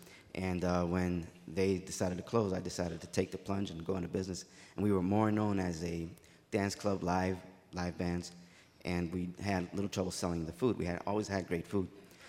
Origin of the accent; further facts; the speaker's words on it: Dominican Republic; now in Milwaukee, United States; I'm from the Dominican Republic, where merengue originated from.